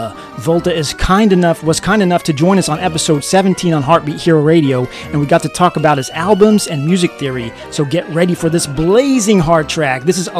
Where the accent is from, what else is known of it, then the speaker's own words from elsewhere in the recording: United States; I grew up in the United States from 1980 to 1989. I literally grew up in the 80s in the hub of pop culture.